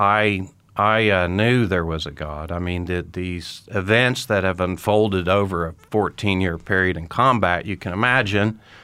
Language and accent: English; Tulsa, Oklahoma, United States; moved away as an adult; I grew up in Tulsa, Oklahoma